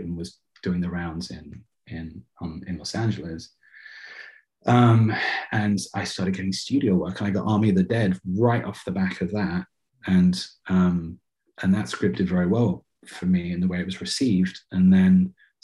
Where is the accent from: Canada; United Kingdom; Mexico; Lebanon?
United Kingdom; England; moved away; I grew up in England